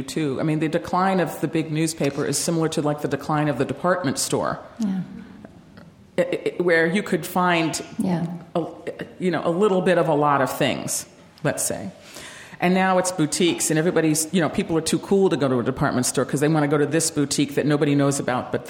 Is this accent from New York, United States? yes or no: yes; New York, United States; growing up in New York